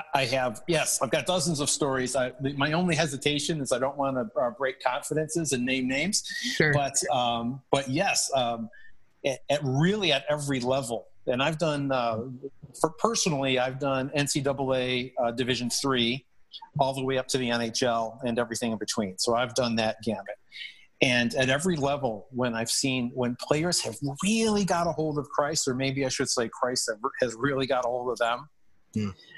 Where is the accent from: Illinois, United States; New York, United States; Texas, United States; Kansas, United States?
New York, United States; Buffalo; I grew up in Buffalo